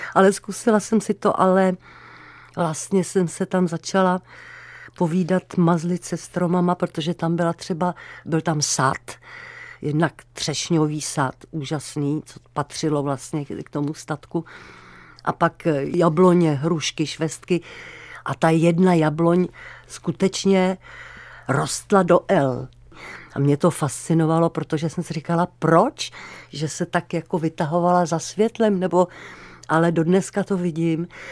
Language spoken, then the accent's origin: Czech; Karlovy Vary, Karlovy Vary Region, Czechia; moved away as an adult; also born or lived in Prague; v Karlových Varech, já jsem tam žila do 8, od 4 do 18.